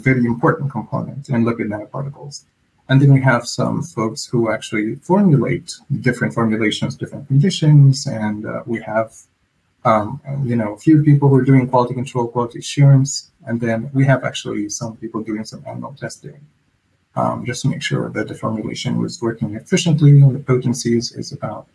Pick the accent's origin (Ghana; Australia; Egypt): Egypt; moved away as an adult; now in Virginia, United States; I was born and raised in Egypt, and then I moved to the U.S. about 15 years ago, and I stayed here in Virginia